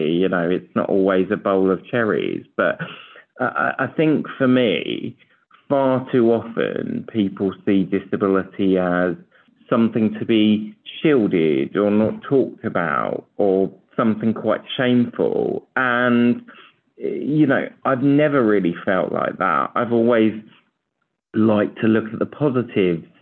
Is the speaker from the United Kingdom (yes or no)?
yes; United Kingdom; I'm really, really proud to be a British man